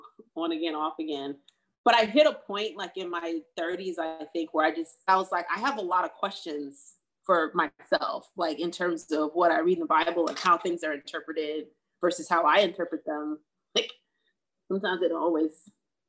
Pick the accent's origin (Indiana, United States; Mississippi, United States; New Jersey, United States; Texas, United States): New Jersey, United States; also born or lived in New York; now in Los Angeles, United States; coming from New Jersey, I'm from New Jersey